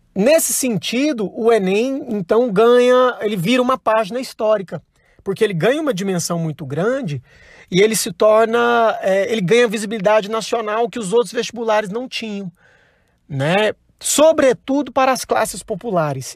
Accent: Goiânia, Goiás, Brazil; eu sou de Goiânia

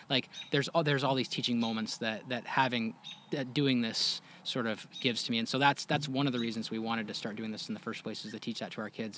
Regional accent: Washington, United States; I grew up mostly in Washington State

